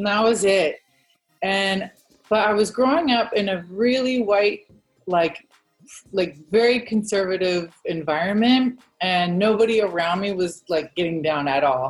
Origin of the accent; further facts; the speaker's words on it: Virginia, United States; moved away as an adult; also born or lived in Phoenix / Los Angeles; I grew up in Virginia